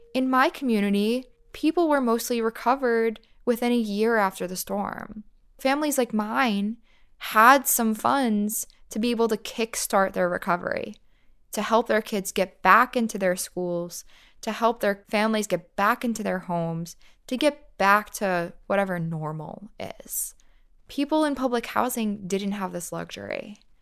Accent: New York City, New York, United States; I grew up in the Rockaways. I've lived in this neighborhood my entire life.

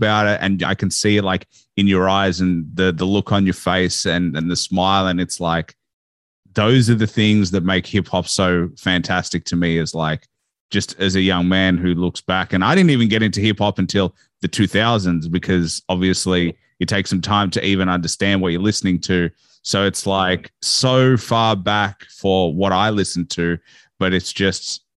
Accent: Australia; And obviously I was born in Australia, not in the US.

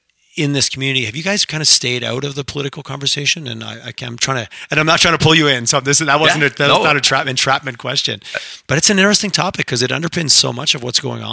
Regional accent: Quebec, Canada; now in Calgary, Canada; I grew up in Quebec, which really marches to its own drum.

